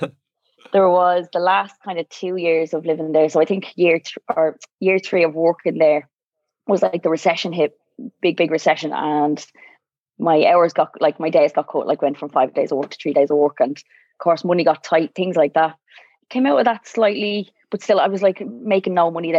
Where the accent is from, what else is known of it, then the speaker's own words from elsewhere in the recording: Dublin, Leinster, Ireland; also born or lived in Navan; I grew up in Drimna.